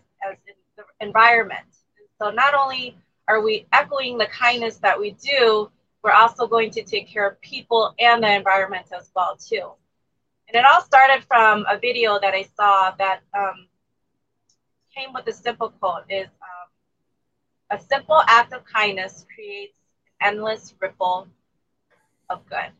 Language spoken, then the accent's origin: English; United States; also born or lived in Thailand; I grew up here in the U.S. We moved here since I was four. But I was born in a refugee camp